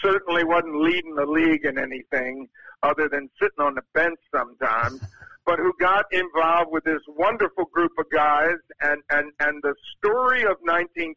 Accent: Baltimore, Maryland, United States; moved away; also born or lived in New York; my hometown team, the Baltimore Orioles, having grown up there

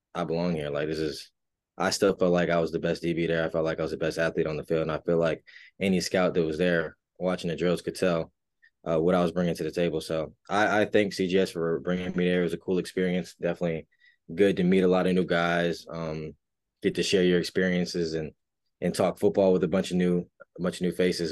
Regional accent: Raleigh, North Carolina, United States; I'm from Raleigh, North Carolina, born and raised

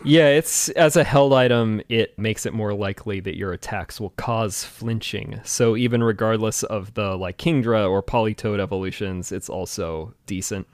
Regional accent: Washington, United States; I'm from Washington

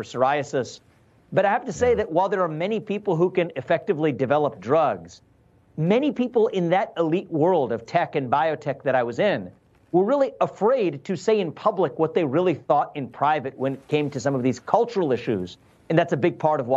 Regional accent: Cincinnati, Ohio, United States; moved away as an adult; also born or lived in New York; Grew up in, born and raised in Cincinnati, Ohio.

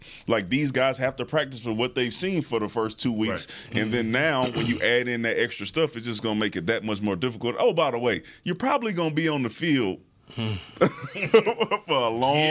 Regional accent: Houston, Texas, United States; I'm from Houston.

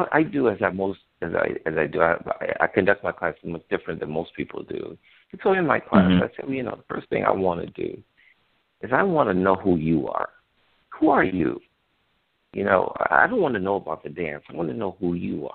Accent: Chicago, Illinois, United States; I grew up in Chicago, Illinois, during the Civil Rights Movement

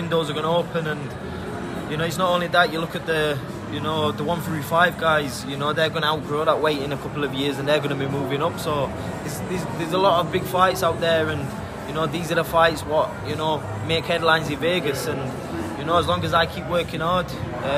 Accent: Sheffield, Yorkshire and the Humber, United Kingdom; my hometown in Sheffield

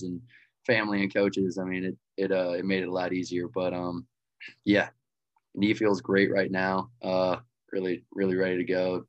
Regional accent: Lutz, Florida, United States; also born or lived in Wichita, Kansas; moved to just outside of Tampa, Florida, Lutz, Florida, and been there ever since

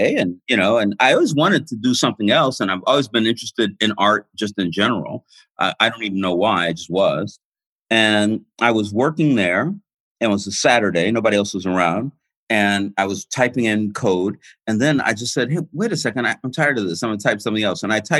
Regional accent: Los Angeles, California, United States; moved away as an adult; also born or lived in Santa Cruz / Berkeley / New York; I was born in Watts, and I lived you know, in and around there until I was about 12. Then my parents moved over near Fairfax and Pico.

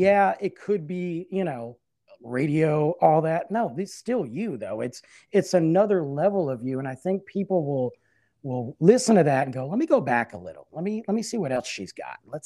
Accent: Detroit, Michigan, United States; now in Dallas area, United States; I'm from Detroit

